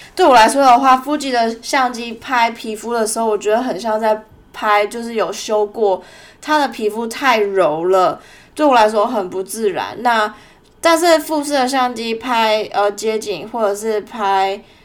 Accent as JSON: {"language": "Chinese", "town": "Tainan", "country": "Taiwan", "tie": "born or raised there", "moved": "as an adult", "lives_now": "Melbourne, Australia", "said": "两年多前，在我老家台南的时候，我去了一家婚纱摄影公司实习"}